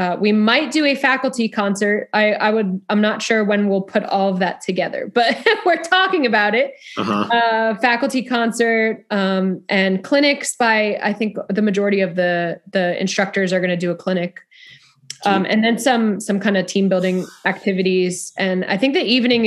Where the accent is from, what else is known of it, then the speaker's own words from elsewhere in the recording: Freehold, New Jersey, United States; moved away as an adult; also born or lived in Delaware / Duluth, Minnesota; now in Texas, United States; I grew up in New Jersey, actually. So a town called Freehold, New Jersey.